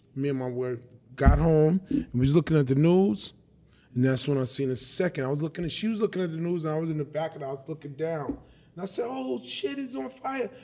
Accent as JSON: {"language": "English", "town": "New York City", "region": "New York", "country": "United States", "tie": "born or raised there", "also_born_or_lived": "Bronx, New York", "said": "I was born and raised in Brooklyn. Tompkins Projects, nineteen sixty-eight. I grew up the first nine years of my life in Coney Island, Marlboro Projects. And then at thirteen, I went to live with my dad in the Bronx."}